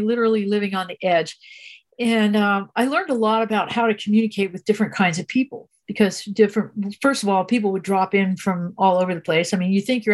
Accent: New Jersey, United States; moved away; also born or lived in California / Big Sur, California; I was born in New Jersey. And I lived in New Jersey as a kid with a short time in California

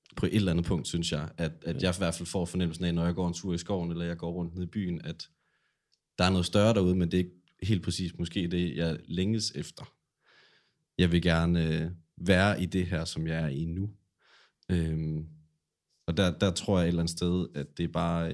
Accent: Silkeborg, Central Denmark Region, Denmark; moved away as an adult; now in Aarhus, Denmark; så flyttede jeg fra Silkeborg her til Aarhus for et par år siden efterhånden

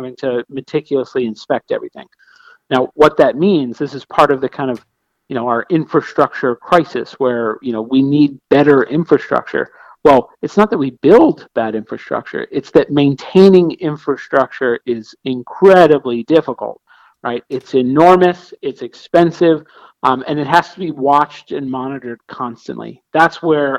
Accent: Pittsburgh, Pennsylvania, United States; I being a northerner, I'm from Pittsburgh

